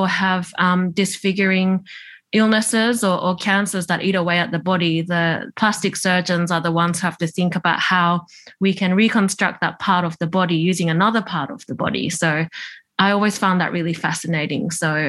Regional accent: Tokyo, Japan; born there; I was born in Tokyo, which is where my mum's from.

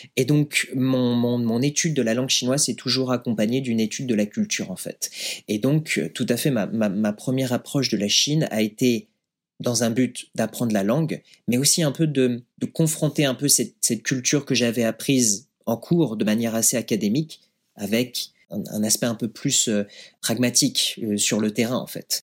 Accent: Yvelines, Paris region, Île-de-France, France; moved away as an adult; also born or lived in Lyon, France; now in Shanghai, China; Je viens des Yvelines, en région parisienne, mhm. où je suis née j'ai grandi, j'ai étudié.

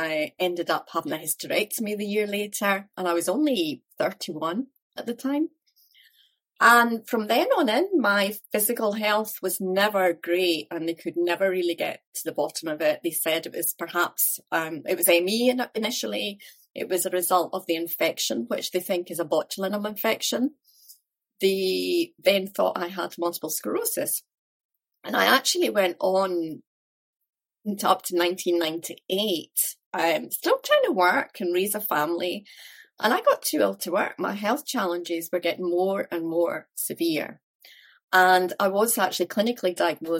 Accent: Dunfermline, Scotland, United Kingdom; also born or lived in Glasgow; I was brought up in Dunfermline in Fife, so only about 20 minutes from where I live now, actually

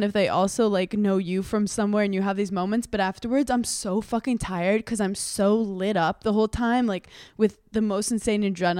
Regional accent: Brooklyn, New York, United States; Growing up in Park Slope, Brooklyn, everyone was like, what's your name?

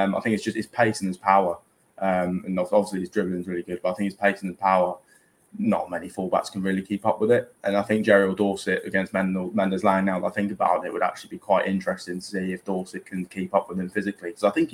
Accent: Basingstoke, South East England, United Kingdom; I'm from Basingstoke

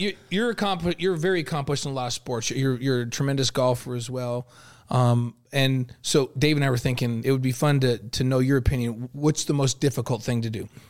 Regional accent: New York, United States; moved away; I grew up in New York

